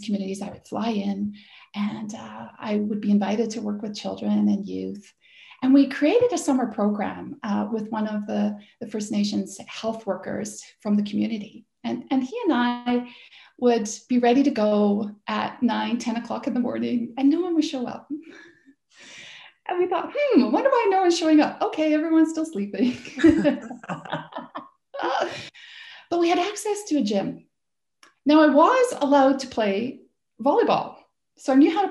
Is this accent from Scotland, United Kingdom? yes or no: yes; Scotland, United Kingdom; now in Canada; I grew up in Scotland and played lots of sport in Scotland